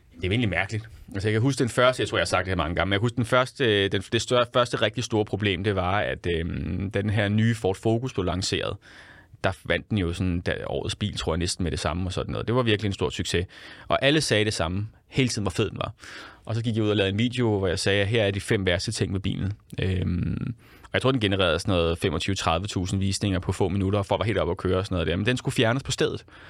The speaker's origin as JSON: {"language": "Danish", "region": "Central Zealand", "country": "Denmark", "said": "jeg kommer selv fra Midtsjælland. Jeg er jo en kæmpe bonderøv selv"}